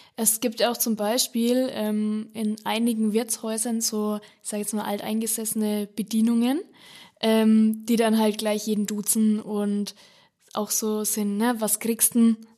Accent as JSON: {"language": "German", "area": "Franconia", "region": "Bavaria", "country": "Germany", "said": "bei uns in Franken"}